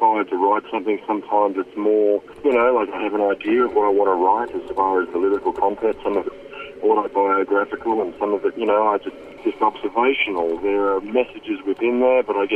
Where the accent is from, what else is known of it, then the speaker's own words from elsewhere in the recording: Australia; growing up in Australia